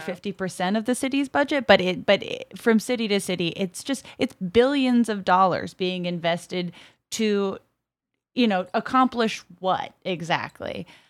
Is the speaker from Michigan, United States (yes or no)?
no; Brockton, Massachusetts, United States; born or raised there; moved away